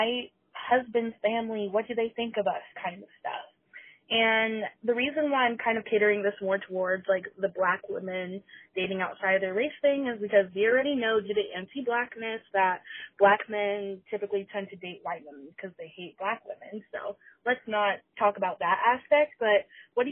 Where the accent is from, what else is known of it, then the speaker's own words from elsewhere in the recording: Georgia, United States; I'm a 19-year-old fat black girl and I'm from Georgia